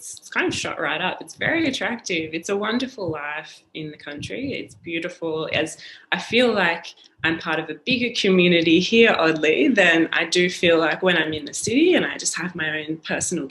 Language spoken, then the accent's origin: English; Australia; as an Australian